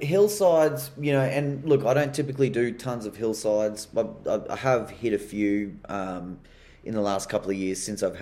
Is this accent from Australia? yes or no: yes; Australia; being an Aussie